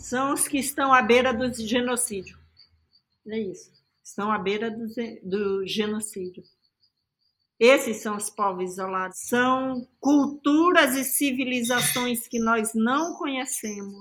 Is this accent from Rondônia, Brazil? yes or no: yes; Campo Novo de Rondônia, Rondônia, Brazil; eu cresci ali em Campo Novo. Campo Novo é um município daqui, eu cresci na terra do Zurueuauau. É a maior terra do estado de Rondônia